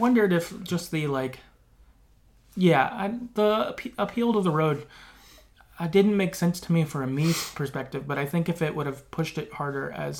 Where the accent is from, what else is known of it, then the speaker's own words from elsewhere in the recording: Salem, United States; Also, I live in Salem. So in my head, that's where they ended up. I had to represent my hometown.